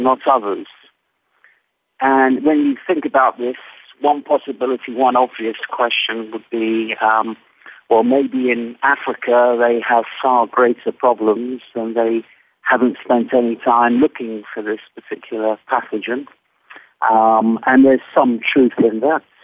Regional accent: England, United Kingdom; moved away as an adult; also born or lived in United States; I'm speaking as an Englishman who spent 10 years in America

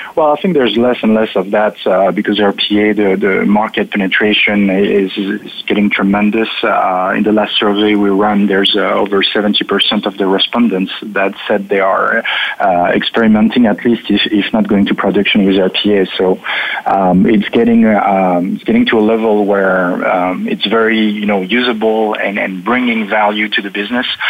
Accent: France; English is a second language; now in Paris, France; I was born on the border of Germany

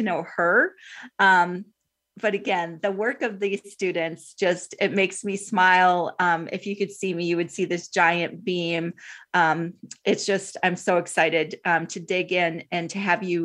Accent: Minnesota, United States; being from the state of Minnesota, the state of hockey

